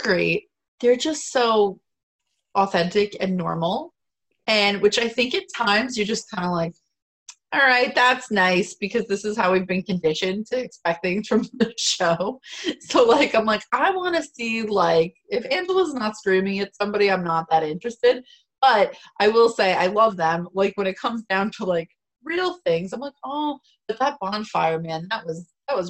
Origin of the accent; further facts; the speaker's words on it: Florida, United States; moved away; I'm from Florida originally.